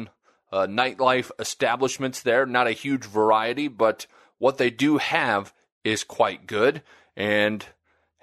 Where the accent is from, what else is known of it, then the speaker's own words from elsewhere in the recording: Nebraska, United States; moved away; also born or lived in Vermilion; I grew up in Nebraska, where college football means everything